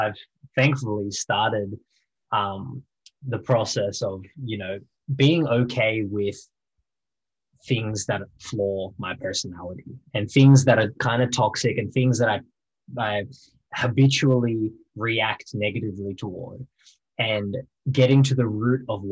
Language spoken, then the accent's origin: English; Wollongong, New South Wales, Australia; also born or lived in Albion Park; I grew up playing bars in Wollongong and singing in cafes and busking